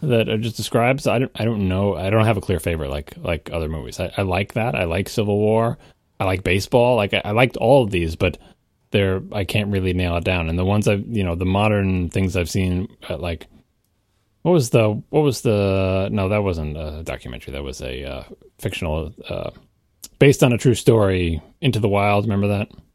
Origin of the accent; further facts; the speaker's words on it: New York, United States; I'm a New Yorker